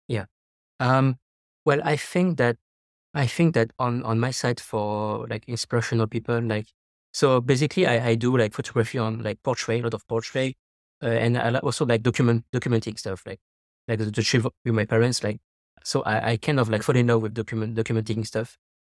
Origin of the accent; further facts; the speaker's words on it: Paris, Île-de-France, France; moved away as an adult; now in Taiwan; I'm French from Paris